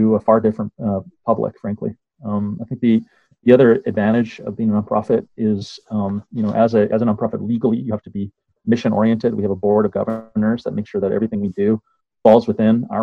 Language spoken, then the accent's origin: English; Winnipeg, Manitoba, Canada; moved away as an adult; also born or lived in Toronto, Canada / Kigali, Rwanda; now in London, United Kingdom; I came from Winnipeg and studied, I grew up in the prairies, studied architecture in Winnipeg and Toronto